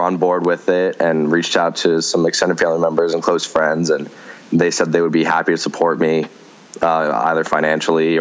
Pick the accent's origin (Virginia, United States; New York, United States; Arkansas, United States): Virginia, United States; McLean; my hometown of McLean, Virginia